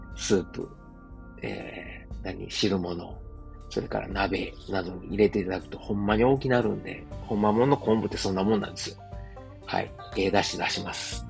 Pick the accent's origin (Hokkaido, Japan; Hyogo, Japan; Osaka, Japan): Osaka, Japan; 自分の実家であるですね、駒川あずまや、はい、親父とおかんがやってる、えー、大阪駒川いうところ